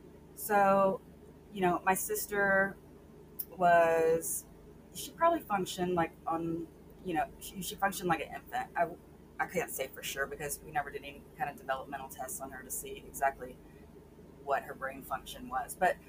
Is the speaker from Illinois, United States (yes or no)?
no; Sweeny, Texas, United States; I grew up in a really small town south near the Gulf Coast called Sweeney.